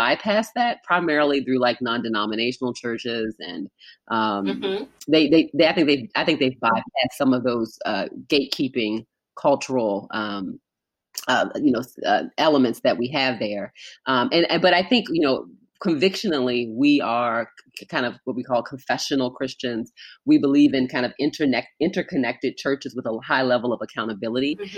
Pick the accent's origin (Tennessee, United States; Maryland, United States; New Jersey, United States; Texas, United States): Maryland, United States; Baltimore; I grew up in Baltimore, so not far from Philadelphia